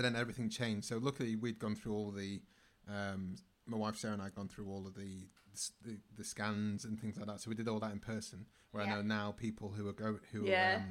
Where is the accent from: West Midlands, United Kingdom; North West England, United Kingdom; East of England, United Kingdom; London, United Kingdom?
North West England, United Kingdom; Manchester; also born or lived in Bergen; I'm from Manchester